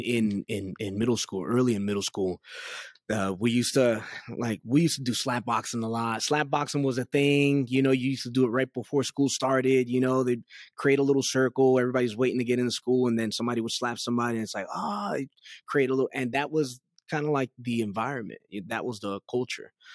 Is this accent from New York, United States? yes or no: yes; New York City, New York, United States; moved away; I was born and raised in Queens, New York